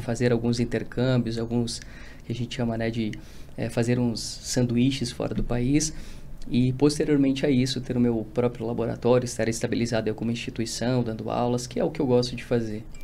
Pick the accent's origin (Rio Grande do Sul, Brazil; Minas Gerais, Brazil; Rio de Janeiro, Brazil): Rio Grande do Sul, Brazil; moved away as an adult; now in São Paulo, Brazil; eu sou do Rio Grande do Sul